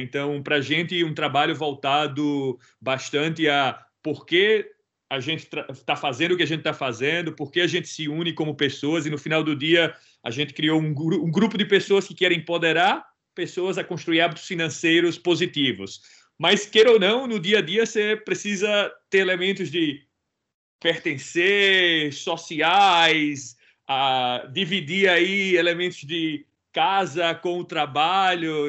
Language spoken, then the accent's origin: Portuguese; Brazil; Eu sou original do Brasil